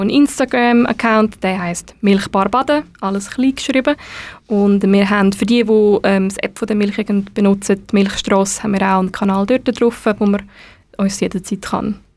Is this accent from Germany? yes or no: no; Leibstadt, Aargau, Switzerland; now in Lucerne, Switzerland; also ich bin hier aufgewachsen in Leibstadt und in die Schule gegangen, zu Wettigen. Also ich bin eigentlich immer in der Region Aargau gewesen